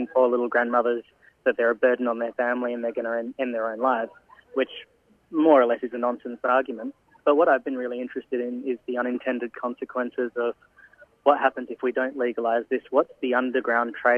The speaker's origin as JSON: {"language": "English", "town": "Adelaide", "region": "South Australia", "country": "Australia", "moved": "as an adult", "lives_now": "Melbourne, Australia", "said": "I've actually relocated to Melbourne for the shoot. I'm originally from Adelaide."}